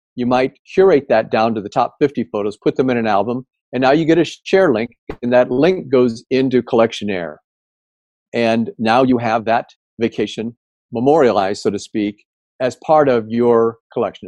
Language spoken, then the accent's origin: English; Indiana, United States; I grew up in Indiana